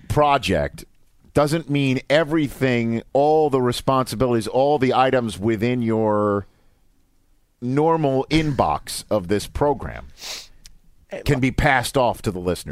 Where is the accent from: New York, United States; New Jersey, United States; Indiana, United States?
New York, United States; New York City; Dude, I'm from Staten Island.